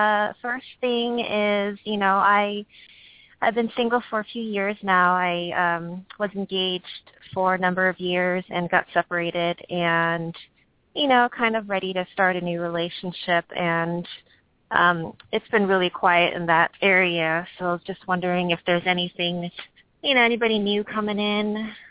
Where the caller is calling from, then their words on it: California, United States; I'm also calling from California.